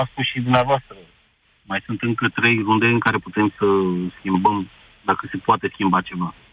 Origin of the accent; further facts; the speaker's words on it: Romania; Bine, am fost la referendum, am votat, că na, sunt român